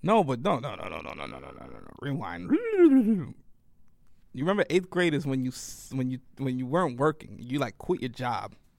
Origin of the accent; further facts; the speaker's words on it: New York City, New York, United States; also born or lived in Worcester, Massachusetts; being from New York